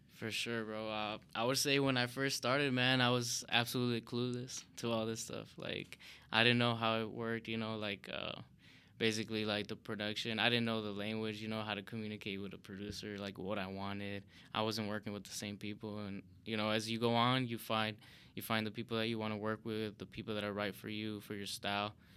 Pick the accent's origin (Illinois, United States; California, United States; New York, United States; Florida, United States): Illinois, United States; Chicago; born and raised in Chicago